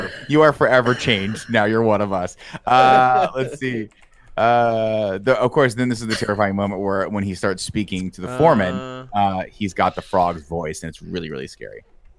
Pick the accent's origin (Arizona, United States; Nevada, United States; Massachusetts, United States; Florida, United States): Nevada, United States; Laughlin; I'm from Laughlin, Nevada.